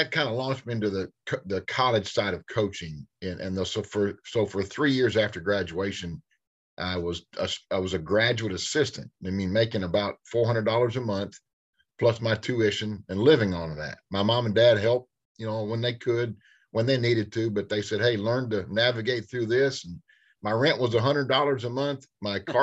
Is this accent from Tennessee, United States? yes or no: yes; Fayetteville, Tennessee, United States; my hometown of Fayetteville, Tennessee